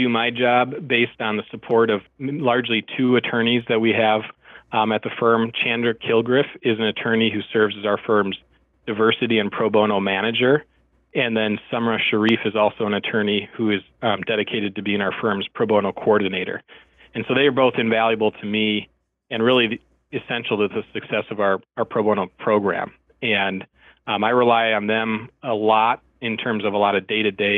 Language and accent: English; Milwaukee, Wisconsin, United States; moved away as an adult; now in Minneapolis, United States; I grew up in Milwaukee, Wisconsin